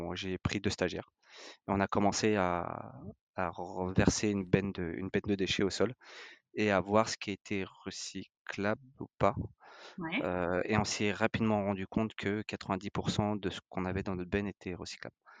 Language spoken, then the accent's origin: French; France; on est français, on est des latins